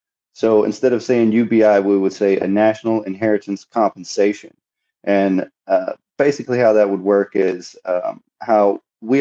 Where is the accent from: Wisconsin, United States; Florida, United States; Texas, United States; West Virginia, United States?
Texas, United States; Southeast; I'm from Texas. I was born and raised in Southeast Texas